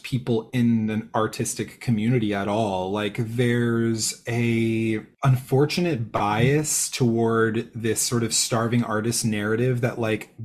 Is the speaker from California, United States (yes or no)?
yes; San Jose, California, United States; I grew up in San Jose, California.